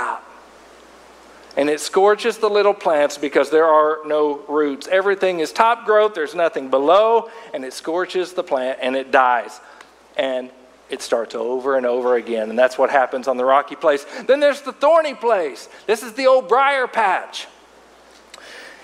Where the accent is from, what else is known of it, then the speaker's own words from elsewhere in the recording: Arkansas River Valley, United States; where I grew up over in the Arkansas River Valley